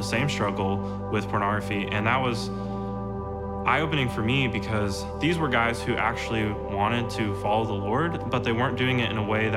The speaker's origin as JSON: {"language": "English", "town": "Moore", "region": "Oklahoma", "country": "United States", "said": "I'm from Moore, Oklahoma"}